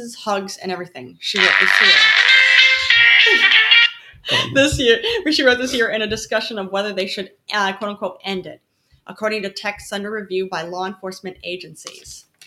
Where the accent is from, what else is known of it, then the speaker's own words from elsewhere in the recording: the Bible Belt, United States; now in New York City, United States; I grew up actually in the Bible Belt.